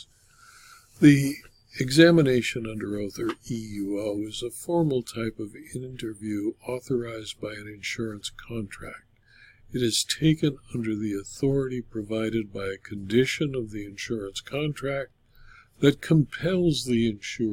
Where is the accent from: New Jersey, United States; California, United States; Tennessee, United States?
California, United States; Culver City; Culver City, California, my hometown